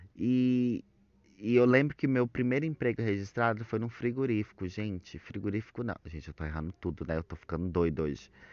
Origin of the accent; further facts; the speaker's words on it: Luziânia, Goiás, Brazil; accent: mixed Mineiro and Goiano; moved away; also born or lived in Brasília; eu lembro que eu morava numa cidade chamada Lusiânia, lá pertinho de Brasília, gente. Porque eu sou de Brasília, né? Por isso que eu tenho sotaque meio mineiro, misturado com goiano